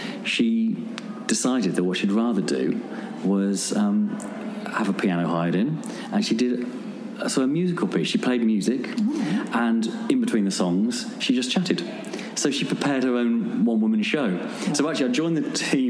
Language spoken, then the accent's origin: English; Birmingham, West Midlands, United Kingdom; in Birmingham, my hometown